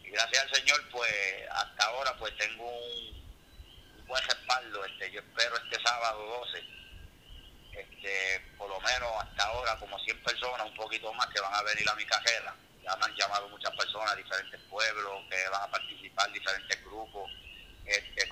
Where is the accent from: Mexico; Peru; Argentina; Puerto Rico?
Puerto Rico; Cidra; mi pueblo Sidra